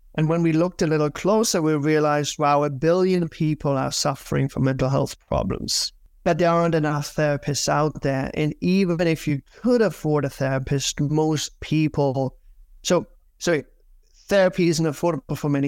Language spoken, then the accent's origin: English; Germany; moved away as an adult; also born or lived in United Kingdom; now in New York, United States; I'm originally from Germany